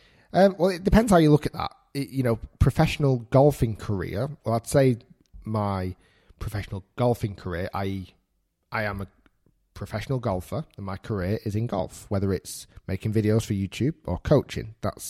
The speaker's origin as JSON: {"language": "English", "town": "Manchester", "region": "North West England", "country": "United Kingdom", "tie": "born or raised there", "lives_now": "Bolton, United Kingdom", "said": "I'm actually originally from Manchester. So I'm Manchester born and bred. I now live in Bolton, which is 25 minutes away from Manchester."}